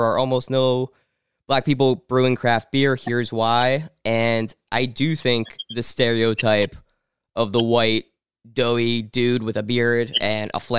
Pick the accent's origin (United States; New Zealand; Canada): United States; Pittsburgh, Pennsylvania; moved away; I was born in Pittsburgh, and I go there back a lot